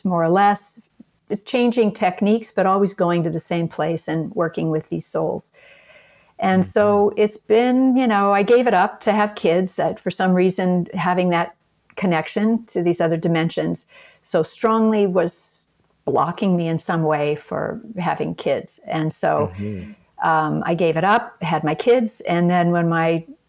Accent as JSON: {"language": "English", "town": "Seattle", "region": "Washington", "country": "United States", "tie": "born or raised there", "said": "I grew up in Seattle, Washington"}